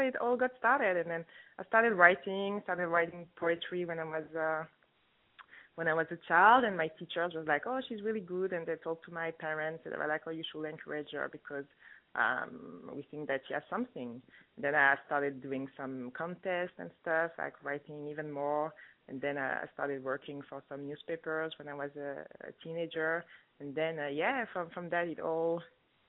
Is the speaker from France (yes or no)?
yes; France; also born or lived in Congo; now in Toronto, Canada; I was born in France, grew up in France, even though I'm from Congo